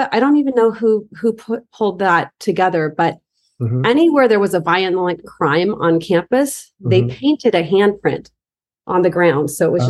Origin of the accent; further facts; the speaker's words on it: Fremont, California, United States; moved away as an adult; also born or lived in Big Sur, California / San Luis Obispo, California; growing up in Fremont, there wasn't much hiking.